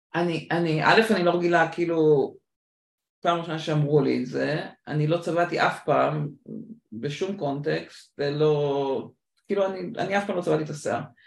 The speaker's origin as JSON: {"language": "Hebrew", "country": "Israel", "also_born_or_lived": "United States", "said": "ט' הייתי בארצות הברית, חזרתי לארץ בי'"}